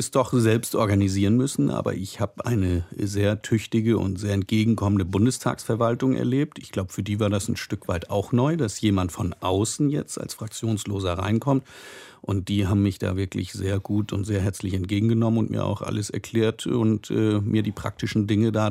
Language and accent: German; Northern Germany, Germany; Als Norddeutscher bin ich ja eher etwas wortkarg und mag es kurz und knackig.